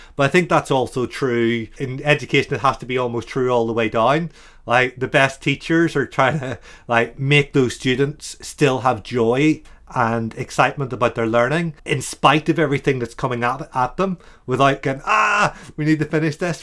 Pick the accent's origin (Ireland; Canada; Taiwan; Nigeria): Ireland; now in Brighton, United Kingdom; an Irishman